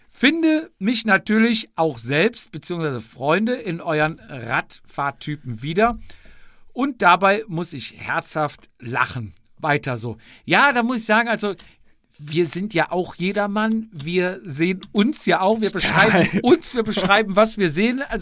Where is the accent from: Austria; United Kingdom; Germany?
Austria; die einzelnen Rennen und diverse Veranstaltungen bzw. Kategorien sagen mir als Österreicher zwar zeitweise nichts